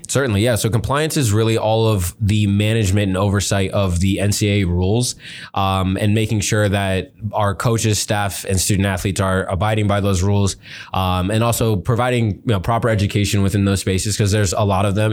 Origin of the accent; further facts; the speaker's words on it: Miami, Florida, United States; moved away as an adult; also born or lived in Fort Lauderdale, Florida / Ohio; now in Big Rapids, United States; growing up in Miami